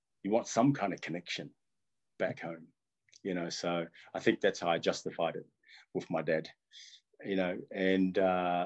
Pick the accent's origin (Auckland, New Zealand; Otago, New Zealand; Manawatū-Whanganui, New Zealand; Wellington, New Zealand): Wellington, New Zealand; first language Tongan; English is a second language; also born or lived in Tonga / Nomuka, Ha'apai, Tonga; that was 20 years growing up in Wellington.